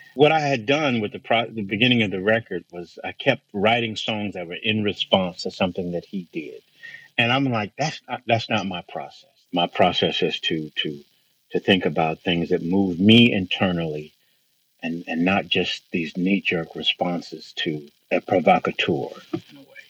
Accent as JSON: {"language": "English", "town": "Bakersfield", "region": "California", "country": "United States", "tie": "born or raised there", "said": "I grew up in Central California and Bakersfield, California"}